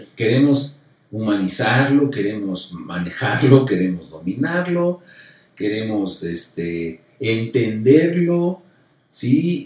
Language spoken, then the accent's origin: Spanish; Mexico; soy mexicano